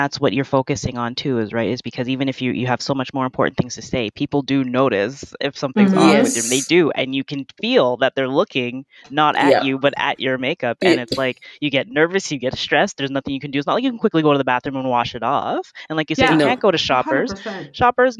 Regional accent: Canada; born there; Well, I was born in Canada, but my parents are both Jamaican.

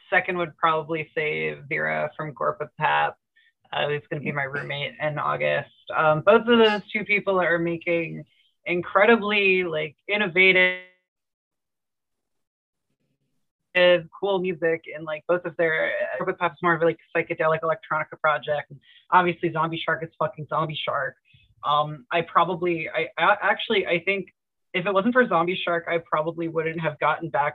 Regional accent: outside of Philadelphia, PA, Pennsylvania, United States; also born or lived in Conshohocken, Pennsylvania; I'm from PA. I grew up outside of Philadelphia

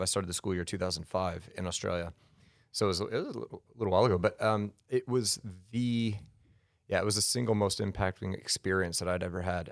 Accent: Colorado, United States; also born or lived in Denver; born in Denver and then raised outside in the spring, so I'm a Colorado kid

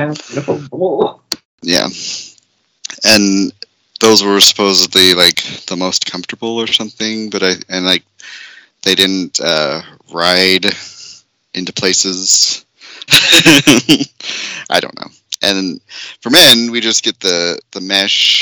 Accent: Idaho, United States; I told them I was from Idaho

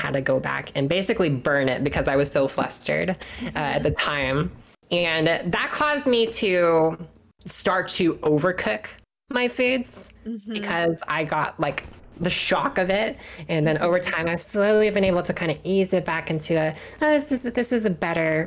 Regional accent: Kansas, United States; now in Maryland, United States; so I live in Maryland on the East Coast. I'm originally from Kansas in the Midwest

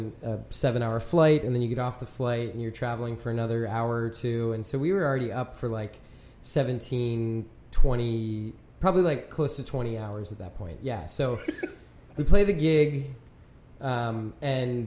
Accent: York, Pennsylvania, United States; also born or lived in Bern, Switzerland; now in Philadelphia, United States; My stomping grounds. I'm from York

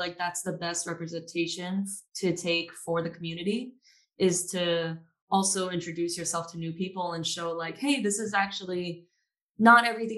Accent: Maryland, United States; also born or lived in Tampa; now in Austin, United States; I live in Austin, Texas as of right now. And I am originally from Maryland. That's where I met Stuart, actually. We went to high school together.

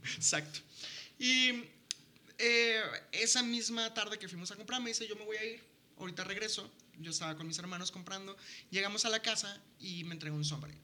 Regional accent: La Paz, Baja California Sur, Mexico; moved away; en La Paz, que es de donde soy

